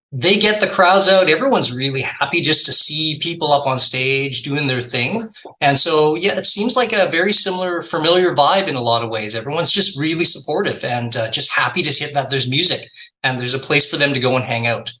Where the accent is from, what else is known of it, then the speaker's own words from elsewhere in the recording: Victoria, British Columbia, Canada; now in Vancouver, Canada; I grew up in Victoria, which is just a boat ride away from Vancouver